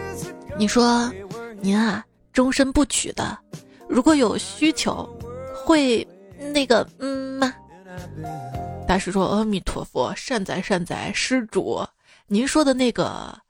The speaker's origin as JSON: {"language": "Chinese", "town": "Jinan", "region": "Shandong", "country": "China", "said": "我就是济南人啊！我在那儿也有一次黑历史，记得是两年前吧。"}